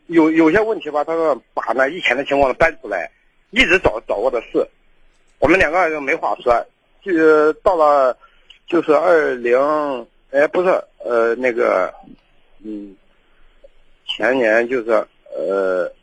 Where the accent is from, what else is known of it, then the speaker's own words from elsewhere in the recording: Henan, China; now in Shaanxi, China; 哦，我我是河南的，我我来到你们那个陕西啊，我标准话说的不太好。